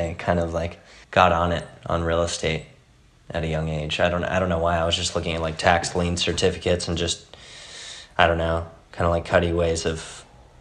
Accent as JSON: {"language": "English", "town": "Whittier", "region": "California", "country": "United States", "tie": "born or raised there", "said": "I was raised in Whittier, California, which is just a suburb about 20 minutes outside"}